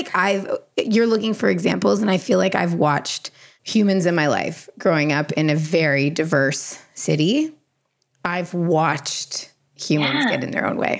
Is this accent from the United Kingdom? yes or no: no; Canada; because I'm Canadian.